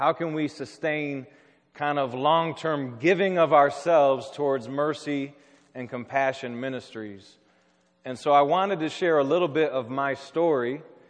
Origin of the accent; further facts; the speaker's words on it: southwest Michigan, United States; moved away as an adult; also born or lived in Chicago; I grew up in Michigan, in southwest Michigan, in kind of a small rural town. But I moved to the city of Chicago in the fall of 2001. And I moved there to study urban ministry at Moody Graduate School.